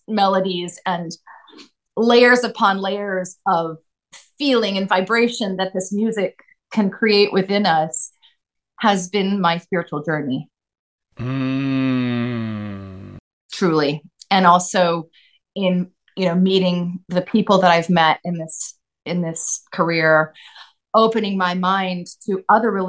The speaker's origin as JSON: {"language": "English", "town": "Claremont", "region": "California", "country": "United States", "tie": "born or raised there", "also_born_or_lived": "Los Angeles, United States / St. Helena, United States", "said": "and then we moved to Claremont"}